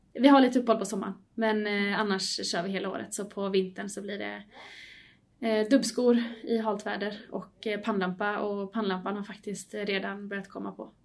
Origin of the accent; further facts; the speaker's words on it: Varberg, Halland County, Sweden; now in Gothenburg, Sweden; jag kommer från början från, eh, Varberg